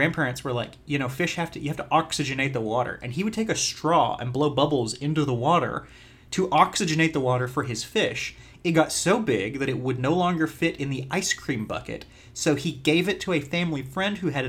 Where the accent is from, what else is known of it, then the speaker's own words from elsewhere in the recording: Western Kentucky, United States; I'm from Western Kentucky, home of Tater Day